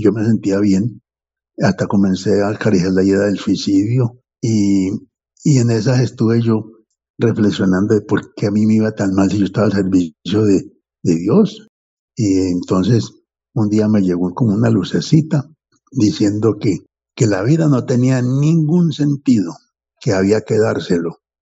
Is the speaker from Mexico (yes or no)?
no; Anzá, Antioquia, Colombia; also born or lived in Medellín, Colombia; yo nací en, el, en Anzá, un pueblito del occidente de Antioquia, pero a los 10 años me llevaron para Medellín